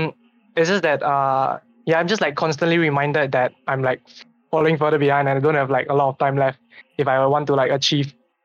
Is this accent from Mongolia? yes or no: no; Singapore; Yeah. I'm from Singapore.